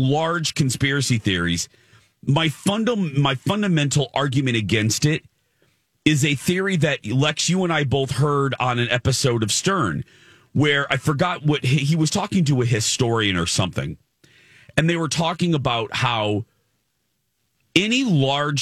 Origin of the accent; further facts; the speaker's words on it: Indiana, United States; I was raised in Indiana